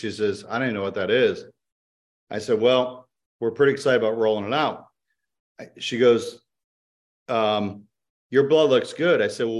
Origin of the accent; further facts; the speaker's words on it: DeBary, Florida, United States; I'm from DeBary. You can look it up. It's a very small city.